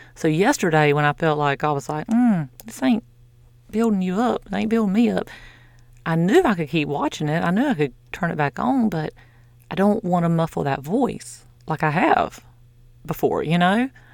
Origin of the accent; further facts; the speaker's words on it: the South, United States; I'm from the South.